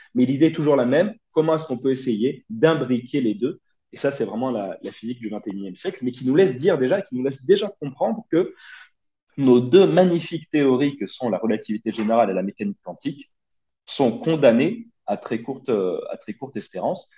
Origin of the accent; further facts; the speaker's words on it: Brignoles, Provence-Alpes-Côte d'Azur, France; moved away as an adult; also born or lived in Nice; je suis né en 1992 dans le Var, un petit village du Var qui s'appelle Brignoles. Euh, j'y ai grandi, j'y ai fait euh, toute ma scolarité jusqu'à jusqu'à mon bac